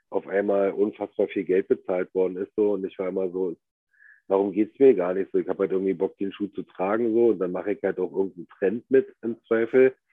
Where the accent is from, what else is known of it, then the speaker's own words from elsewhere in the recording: the East, eastern Germany, Germany; Wir kommen ja beide aus dem Osten.